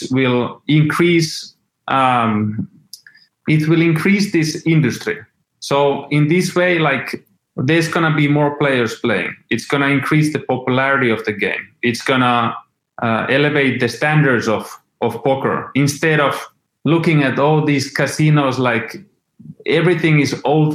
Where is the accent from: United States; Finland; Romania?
Finland; I was born in Finland. I grew up there.